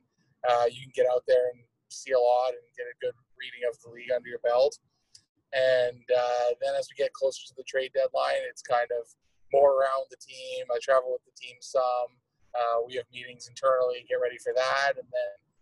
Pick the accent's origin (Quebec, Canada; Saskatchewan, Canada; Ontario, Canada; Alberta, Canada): Ontario, Canada; Toronto; moved away as an adult; also born or lived in Denver, Colorado; now in Columbus, United States; I grew up in Toronto